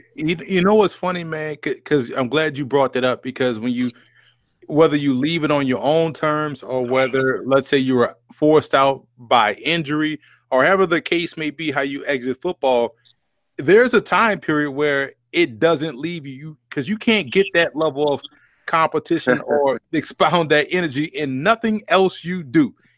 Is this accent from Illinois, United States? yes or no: no; New Orleans, Louisiana, United States; moved away; we're both from New Orleans